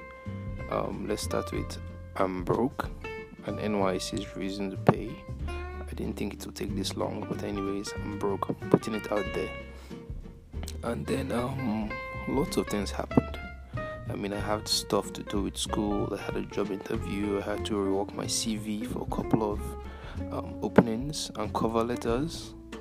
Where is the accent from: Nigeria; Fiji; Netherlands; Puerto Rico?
Nigeria; I'm Nigerian.